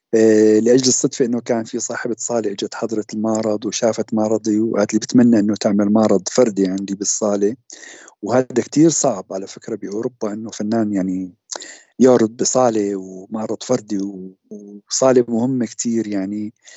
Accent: Syria; moved away as an adult; also born or lived in Damascus / Zurich, Switzerland; now in Switzerland; وطني سوريا بالنتيجه اتمنى ارجع

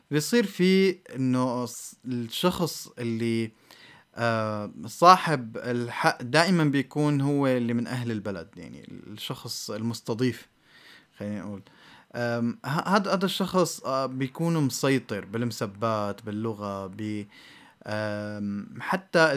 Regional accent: Syria; بالمبدأ اللي تربينا عليه ك... كسوريين أو كعرب إجمالا

